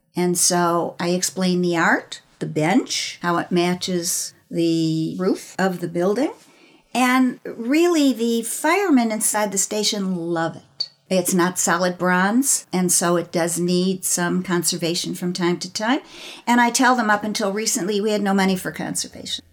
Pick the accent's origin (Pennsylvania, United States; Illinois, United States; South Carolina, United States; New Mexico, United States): Illinois, United States; Chicago; also born or lived in Los Angeles; now in St. Petersburg, United States; I grew up in Chicago